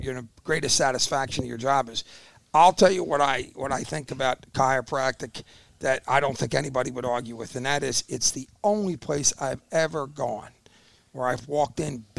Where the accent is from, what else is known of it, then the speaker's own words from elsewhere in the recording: Philadelphia, Pennsylvania, United States; I lived in Juniata